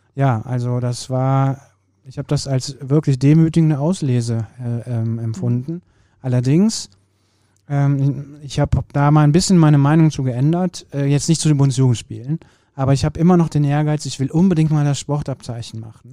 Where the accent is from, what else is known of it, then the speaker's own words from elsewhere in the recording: Kürten, North Rhine-Westphalia, Germany; Grundschule war bei uns in Kürten